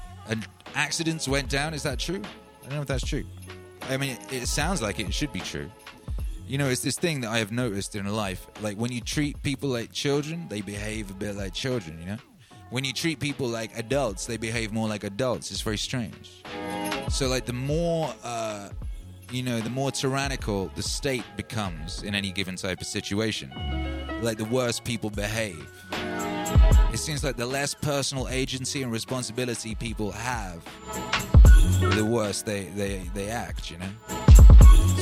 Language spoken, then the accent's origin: English; Wales, United Kingdom; I grew up in Wales and I speak some Welsh